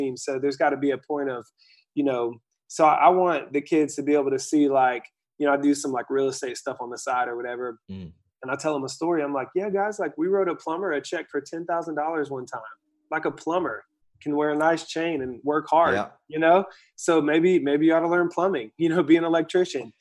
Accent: Asheville, North Carolina, United States; I grew up in Asheville, North Carolina, which is like this mountainous town

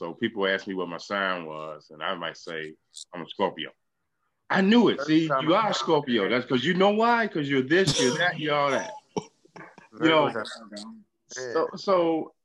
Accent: Chicago, Illinois, United States; also born or lived in Atlanta, Georgia; You know, I'm from Chicago

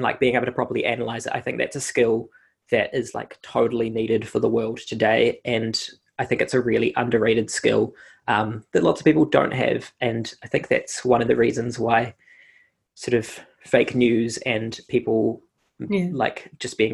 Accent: Christchurch, Canterbury, New Zealand; moved away as an adult; also born or lived in Denmark; I grew up in Christchurch. I was there for almost all of my life until I turned 22

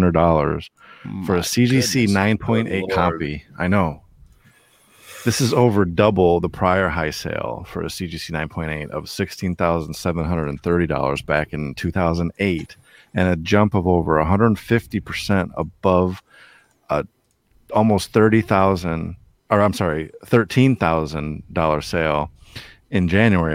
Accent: Detroit, Michigan, United States; Detroit, Michigan

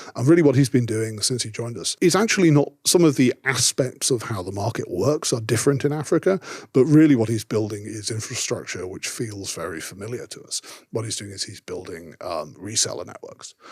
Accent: Yorkshire and the Humber, United Kingdom; I grew up in Yorkshire

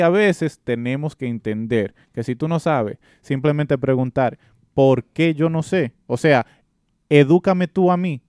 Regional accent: Dominican Republic; Yo soy nacido y criado en la República Dominicana

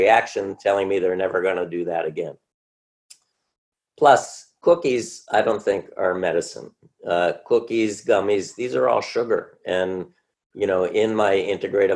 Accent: Cleveland, Ohio, United States; also born or lived in New York; I grew up in Cleveland

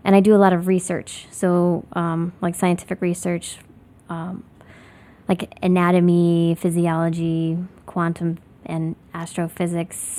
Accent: Lafayette, Indiana, United States; moved away as an adult; also born or lived in Bloomington, Indiana / New York City; now in Chicago, United States; I'm originally from Lafayette, Indiana

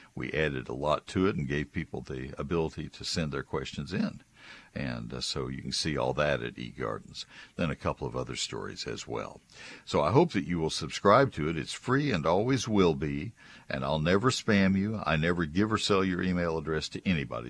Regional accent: College Station, Texas, United States; I grew up in College Station, so I'm well familiar with the Post Oaks of Brazos County

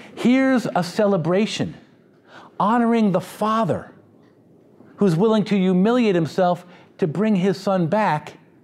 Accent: United States; because I'm too American

